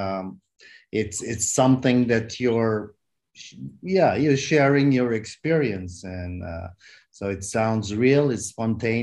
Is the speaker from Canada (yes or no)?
yes; Canada; also born or lived in Hainan, China; now in China; I'm Canadian